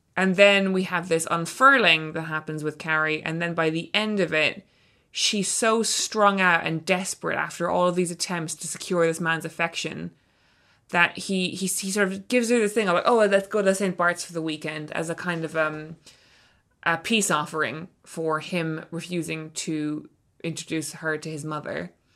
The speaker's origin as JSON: {"language": "English", "country": "Ireland", "said": "we're both Irish authors"}